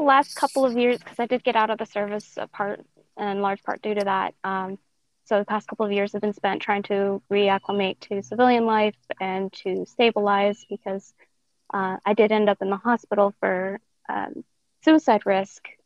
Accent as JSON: {"language": "English", "region": "Montana", "country": "United States", "tie": "born or raised there", "also_born_or_lived": "Denver, Colorado", "said": "then she moved up to Montana."}